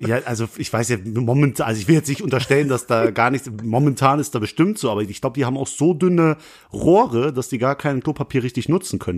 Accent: Langweiler, Germany; also born or lived in Essen; Ich komme aus Langweiler, da wohne ich

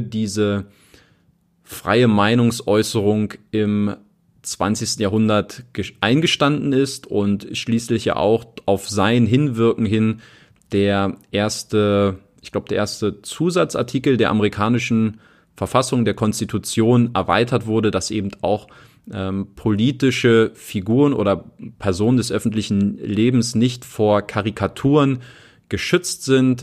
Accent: Berlin, Germany; moved away as an adult; also born or lived in Italy / England / Ilmenau; Ich komme aus Berlin. Ich bin in Berlin aufgewachsen

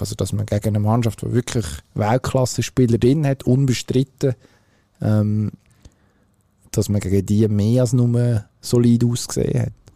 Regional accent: Switzerland; wir als Schweizer

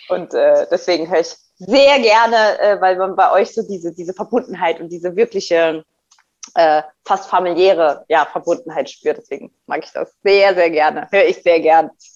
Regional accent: Saarbrücken, Saarland, Germany; in meiner Heimatstadt Saarbrücken

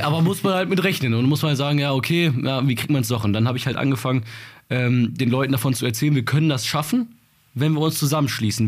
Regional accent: Bottrop, North Rhine-Westphalia, Germany

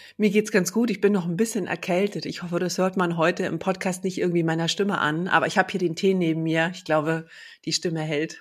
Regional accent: Berlin, Germany; ich bin ja in, in Ostberlin geboren.

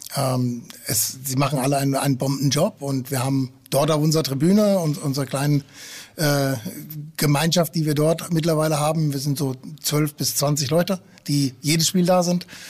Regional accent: Frankfurt am Main, Hesse, Germany; also born or lived in Friesland; now in Hamburg, Germany; Ich bin äh, gebürtig aus Friese, äh, bin aber in Frankfurt am Main aufgewachsen.

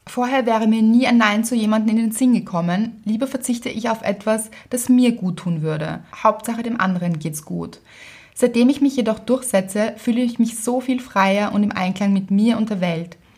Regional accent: Austria; Bei uns in Österreich

